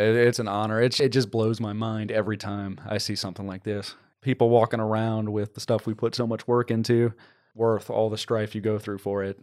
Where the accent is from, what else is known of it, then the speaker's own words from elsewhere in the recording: New Orleans, Louisiana, United States; now in Texas, United States; I'm from the New Orleans area, That's where I grew up.